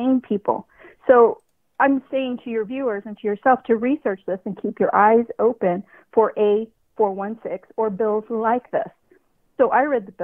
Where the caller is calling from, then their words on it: California, United States; I'm calling from California